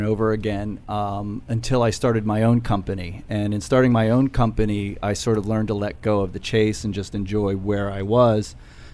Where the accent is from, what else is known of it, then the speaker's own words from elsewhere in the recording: Fairfax, Virginia, United States; I'm from Fairfax, Virginia